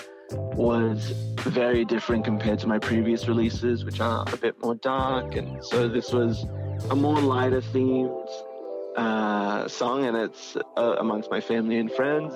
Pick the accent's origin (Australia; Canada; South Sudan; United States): Australia; Sydney, New South Wales; I am from Sydney, Australia